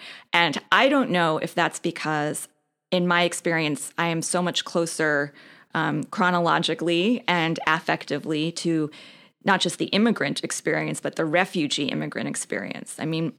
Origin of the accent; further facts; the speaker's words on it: Brooklyn, New York, United States; also born or lived in New Jersey; When I was a little past 9, we moved from Sheepshead Bay, Brooklyn, where there were a lot of Jews, let's say, right, to a neighborhood in New Jersey where I was the only Jewish kid in the class.